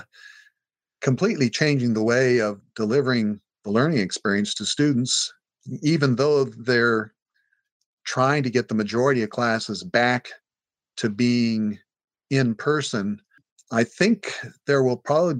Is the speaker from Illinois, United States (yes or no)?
no; Hays, Kansas, United States; now in Hawaii, United States; My hometown is Hays, Kansas